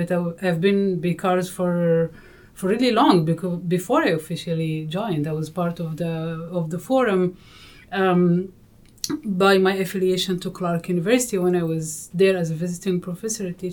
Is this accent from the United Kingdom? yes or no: no; Cairo, Cairo Governorate, Egypt; I literally grew up in Egypt. Yes, I was born in Egypt as for a Sudanese family, so I'm a second generation of migrant family who lived in Cairo